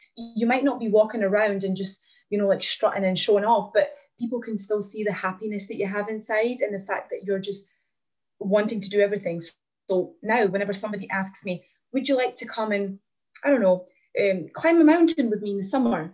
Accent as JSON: {"language": "English", "town": "Glasgow", "region": "Scotland", "country": "United Kingdom", "tie": "born or raised there", "also_born_or_lived": "Latvia", "said": "I'm from Latvia originally. I've moved to Glasgow when I was nine years old, and I've just yeah, I grew up here, and I've been here ever since"}